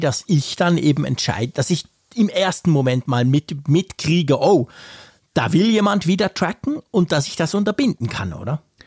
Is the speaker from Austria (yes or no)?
no; Switzerland; als Schweizer